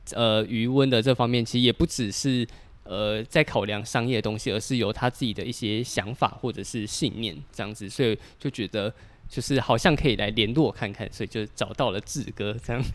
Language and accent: Chinese; Taipei, Taiwan; 我们是台北人